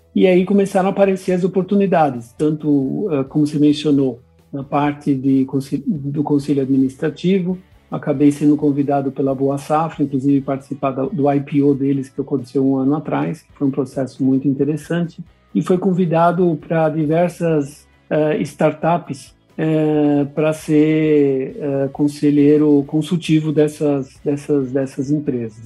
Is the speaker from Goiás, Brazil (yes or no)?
no; São Paulo, Brazil; eu sou nascido em São Paulo, brasileiro. O nome alemão vem dos meus pais, que são imigrantes alemães